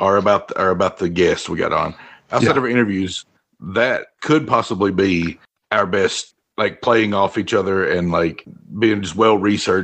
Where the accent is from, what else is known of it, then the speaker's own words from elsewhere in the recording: Southwest Virginia, United States; I was from Virginia, I would always say I'm from the Southwest part of Virginia.